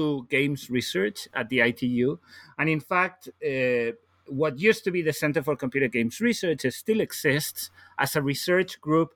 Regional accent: Galicia, Spain; English is a second language; moved away as an adult; now in Copenhagen, Denmark; I'm originally from Spain, from the northwest of Spain. So I'm Galician

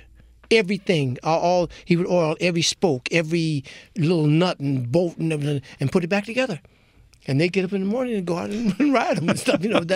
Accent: Detroit, Michigan, United States; I grew up in Detroit, and Detroit is adjacent to Canada

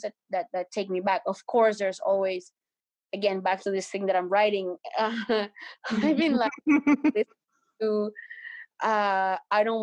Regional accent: Colombia; English is a second language; now in Canada; when I was growing up in Colombia

